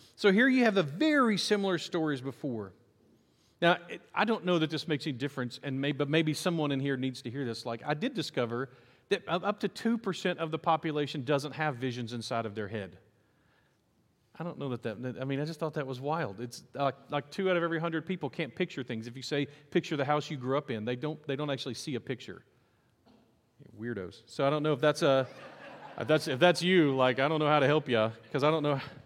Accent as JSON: {"language": "English", "town": "Nacogdoches", "region": "Texas", "country": "United States", "tie": "born or raised there", "said": "I grew up in Nacogdoches, actually outside of Nacogdoches, actually outside of Appleby"}